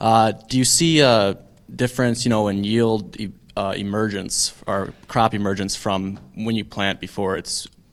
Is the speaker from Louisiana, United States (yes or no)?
no; South Central Minnesota, United States; I'm from South Central Minnesota.